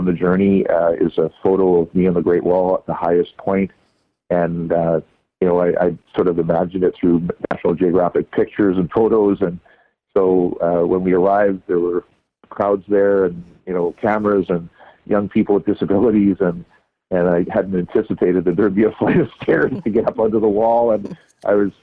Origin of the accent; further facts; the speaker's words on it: Canada; he welcomed me in as a Canadian